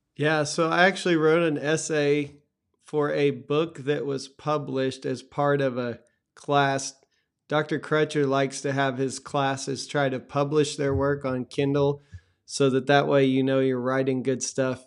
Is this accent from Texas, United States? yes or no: yes; Texas, United States; growing up in Texas